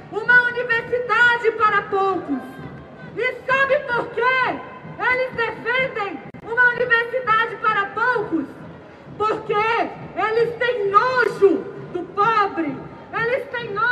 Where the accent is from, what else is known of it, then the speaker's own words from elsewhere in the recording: Amazonas, Brazil; vilã lá do norte desse país, sou amazonense